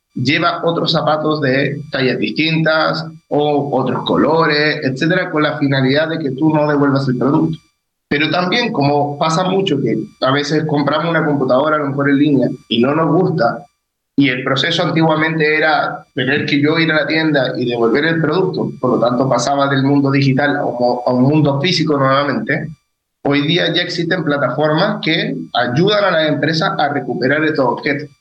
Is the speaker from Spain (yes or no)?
no; Chile; ya soy chileno